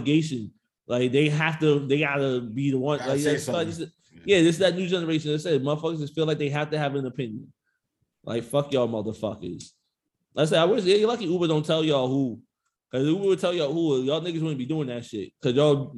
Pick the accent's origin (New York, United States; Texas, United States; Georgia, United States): New York, United States; New York City; I'm from Jamaica, Queens